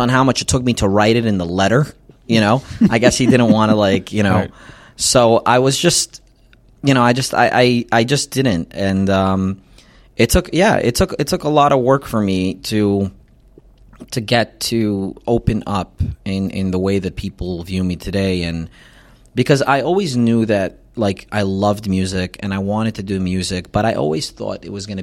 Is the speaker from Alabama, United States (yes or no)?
no; New York City, New York, United States; I grew up in Crown Heights.